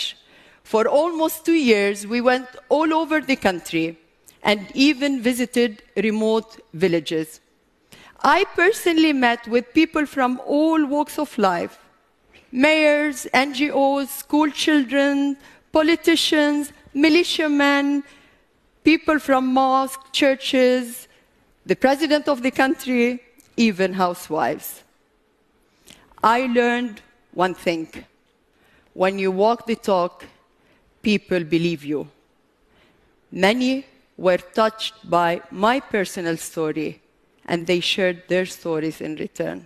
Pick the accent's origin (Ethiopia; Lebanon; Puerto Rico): Lebanon; I come from Lebanon